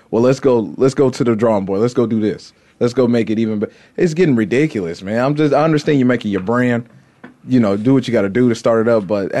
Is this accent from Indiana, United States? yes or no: yes; Indiana, United States; I know I'm from Indiana.